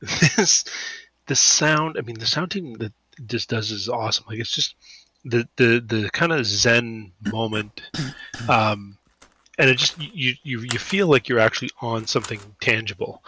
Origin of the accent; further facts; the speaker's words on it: Canada; as a Canadian